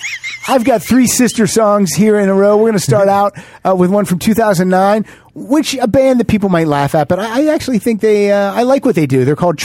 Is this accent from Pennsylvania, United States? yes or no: yes; Johnstown, Pennsylvania, United States; All the Right Moves was filmed right in my backyard when I was growing up in Johnstown, Pennsylvania.